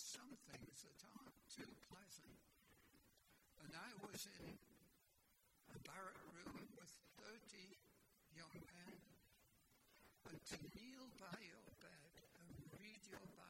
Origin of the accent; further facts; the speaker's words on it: Blackpool, North West England, United Kingdom; now in Canada; I was born in England, in Blackpool, which was a seaside resort.